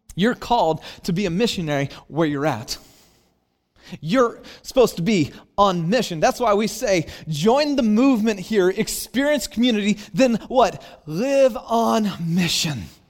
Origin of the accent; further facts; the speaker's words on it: Santa Cruz, California, United States; my hometown Santa Cruz